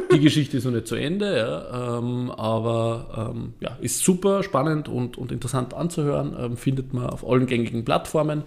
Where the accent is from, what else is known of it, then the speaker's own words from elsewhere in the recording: Vöcklabruck, Upper Austria, Austria; ich komme ja aus Vöcklerbruck, das ist im Süden von Oberösterreich